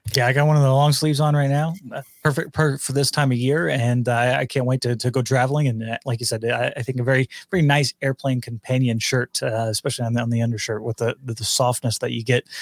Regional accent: near Arlington, Texas, United States; moved away; down there in Arlington uh, near my hometown

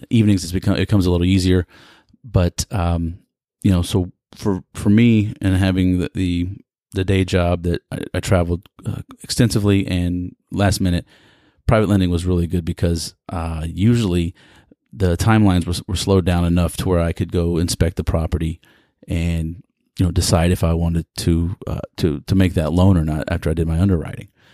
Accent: Houston, Texas, United States; Greetings from the energy capital of the world in my hometown, Houston, Texas

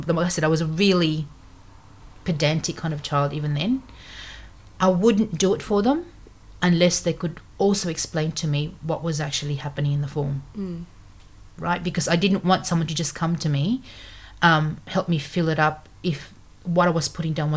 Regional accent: Philippines; English is a second language; now in Australia; English is my fourth language. So in the Philippines, there's 175 dialect groups. So I speak, you know, one of the main ones, other than Tagalog and English

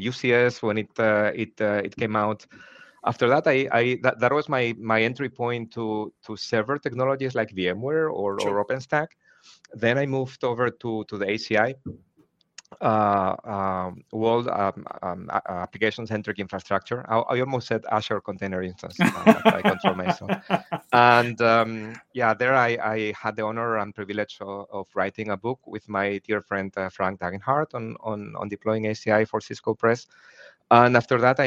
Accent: Spain; moved away as an adult; now in Germany; originally born and raised in Spain, but living in Germany for the last 22 years.

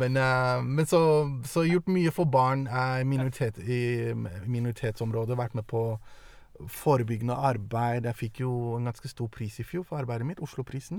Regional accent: Norway; also born or lived in Denmark / Eritrea (ancestry) / Italy (parents met); jeg ble født i Danmark. Jeg kom til Norge da jeg var ni år.

